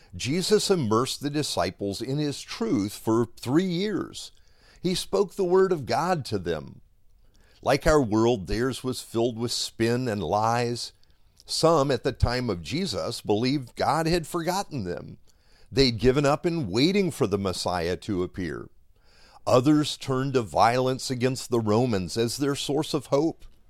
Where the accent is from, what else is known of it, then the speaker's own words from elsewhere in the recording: Miami, Florida, United States; I grew up here in Miami